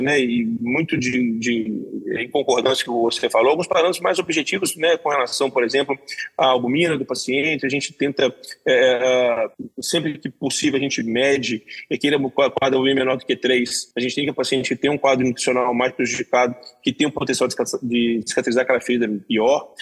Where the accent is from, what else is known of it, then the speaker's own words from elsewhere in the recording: Belo Horizonte, Minas Gerais, Brazil; moved away; also born or lived in São Paulo; sou de Belo Horizonte